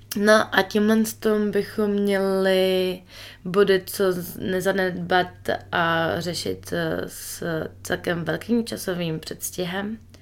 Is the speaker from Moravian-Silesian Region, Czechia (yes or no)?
no; Prague, Czechia; moved away as an adult; now in New Zealand; já jsem kousek od Prahy, de facto z Prahy